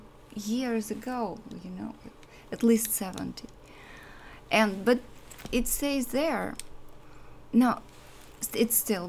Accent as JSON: {"language": "English", "country": "Russia", "also_born_or_lived": "Sochi", "second_language": "English", "moved": "as an adult", "lives_now": "United States"}